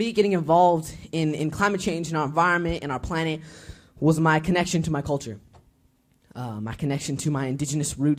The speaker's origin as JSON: {"language": "English", "town": "Boulder", "region": "Colorado", "country": "United States", "said": "I'm from Colorado, from Boulder, Colorado"}